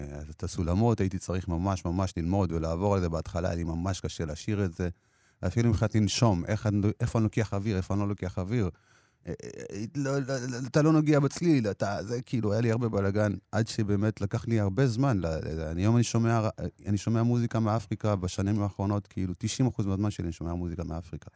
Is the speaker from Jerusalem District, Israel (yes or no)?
yes; Jerusalem District, Israel; also born or lived in Ethiopia; גם כשהייתי ילד בפרחי ירושלים